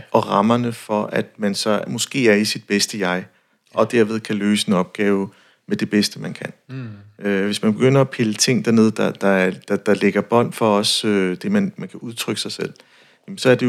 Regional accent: North Jutland, North Denmark Region, Denmark

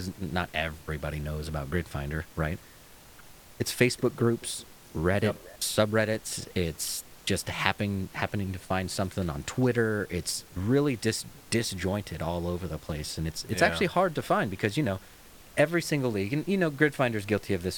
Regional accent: United States; I'm American

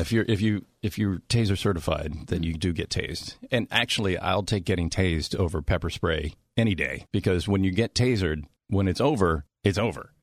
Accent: Washington, Maryland, United States; moved away; I was born in Washington, D C

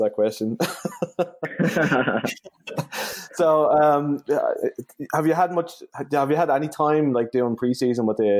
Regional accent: Halifax, Nova Scotia, Canada; because obviously we're from Halifax

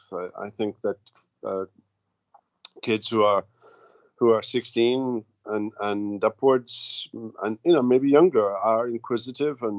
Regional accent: Wales, United Kingdom; moved away as an adult; also born or lived in Belfast, Northern Ireland / Jackson, Mississippi; now in United States; I grew up in Britain, in Wales, and went to school and college, university in Wales

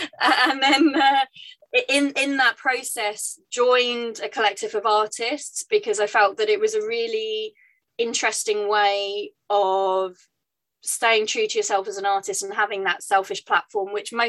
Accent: France; moved away as an adult; now in United Kingdom; But I grew up in France and moved back to the UK when I was 18 to study performance and theatre, and moved swiftly into more kind of costume design.

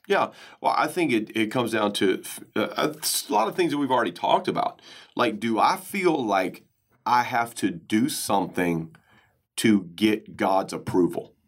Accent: United States; growing up in American culture

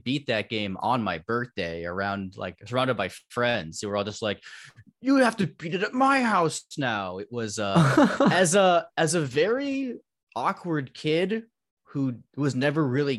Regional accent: Palos Verdes, California, United States; also born or lived in Torrance; Yeah, LA County. I grew up in the Torrance area, mainly in Palos Verdes most of my life.

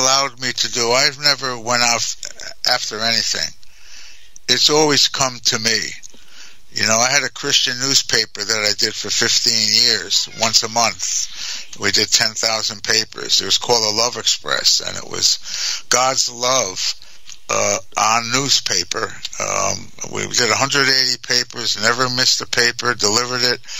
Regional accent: New York, United States; also born or lived in New Jersey; I was raised in New York, but I'm from, I was born in New Jersey

